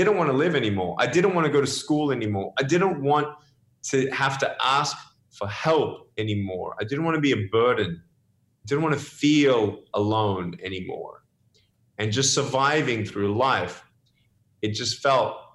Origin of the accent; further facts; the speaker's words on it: Melbourne, Victoria, Australia; also born or lived in Dallas; now in California, United States; I was born in Melbourne, Australia